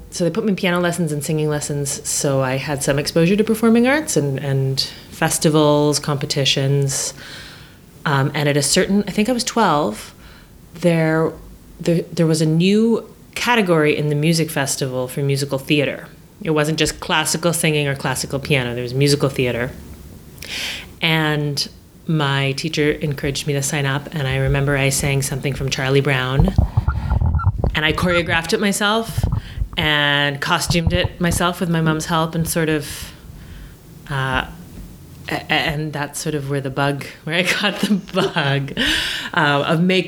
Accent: Antigonish, Nova Scotia, Canada; I grew up in Antigonish, Nova Scotia, which actually, it's a very small town.

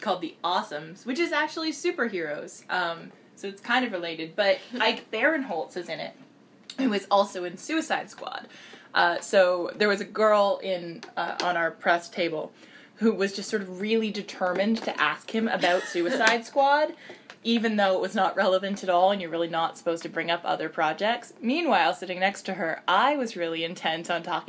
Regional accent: Toronto, Ontario, Canada; I'm Canadian. I don't know what to tell you. And so he asked me where I'm from, and I said Toronto

